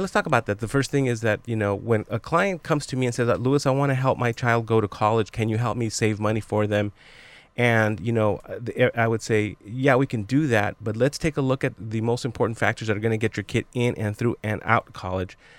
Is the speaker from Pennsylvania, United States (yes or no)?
no; Los Angeles, California, United States; I grew up in East Los Angeles in Boyle Heights